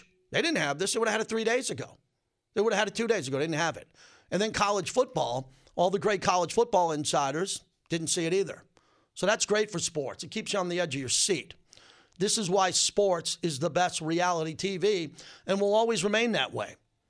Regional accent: Long Island, New York, United States; moved away; also born or lived in Bay Area / Southern California; I grew up in Long Island, New York. We didn't have any college football.

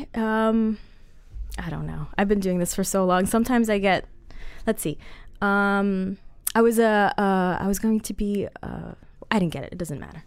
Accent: Colombia; I'm Colombian

